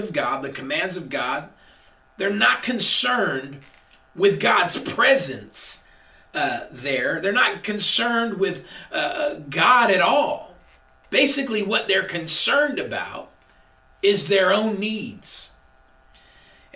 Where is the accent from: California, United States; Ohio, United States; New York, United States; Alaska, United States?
California, United States; Sacramento; I'm from South Sac